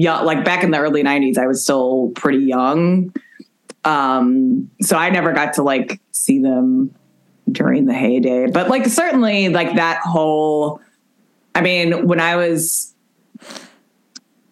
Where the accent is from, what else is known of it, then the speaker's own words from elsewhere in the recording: Chicago, Illinois, United States; I'm from Chicago